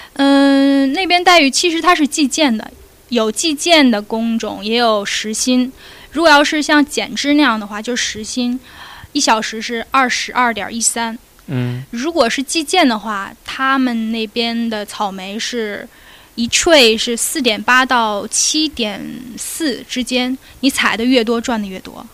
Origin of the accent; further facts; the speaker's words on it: Liaoning, China; moved away as an adult; also born or lived in Beijing; now in Australia; 我家是辽宁的嘛。然后我是自己到的北京